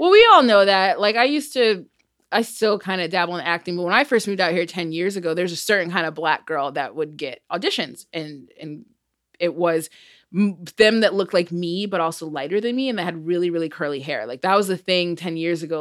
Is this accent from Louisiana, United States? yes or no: no; Michigan, United States; I'm from Michigan